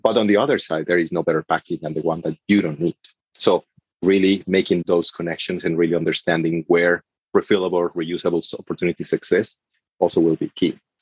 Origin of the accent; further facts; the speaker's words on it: Mexico; moved away; I'm coming from Mexico